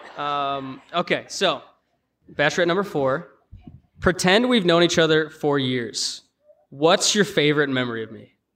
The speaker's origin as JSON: {"language": "English", "town": "Chicago", "region": "Illinois", "country": "United States", "said": "we're both from Chicago"}